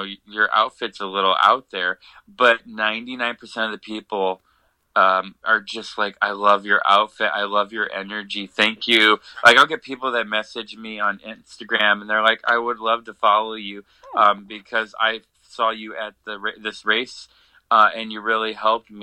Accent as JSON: {"language": "English", "town": "Columbus", "region": "Ohio", "country": "United States", "tie": "born or raised there", "moved": "yes", "said": "I went to Columbus, back to my hometown"}